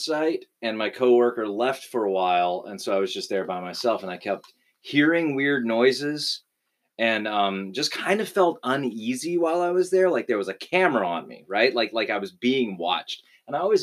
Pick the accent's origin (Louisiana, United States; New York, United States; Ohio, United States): Louisiana, United States; I'm from Louisiana